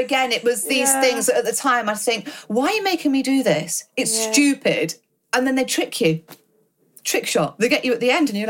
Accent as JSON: {"language": "English", "country": "United Kingdom", "said": "as British people"}